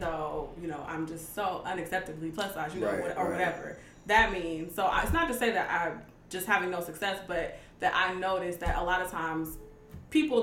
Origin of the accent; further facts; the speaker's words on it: Cleveland, Ohio, United States; moved away as an adult; also born or lived in Washington, D.C. / Pittsburgh; now in Los Angeles, United States; I'm from Cleveland, Ohio. I went to undergrad in D.C., so I lived there for 4 years. I did a post-bac fellowship in Pittsburgh, so I lived there for 1 year